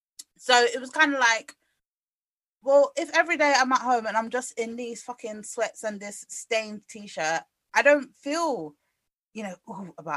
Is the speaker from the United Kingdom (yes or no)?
yes; United Kingdom; I guess we're just British.